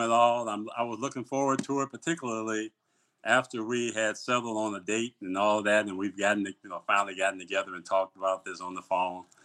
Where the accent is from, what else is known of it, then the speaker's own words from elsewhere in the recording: Pontiac, Michigan, United States; it was all about family in the neighborhood I grew up in in Pontiac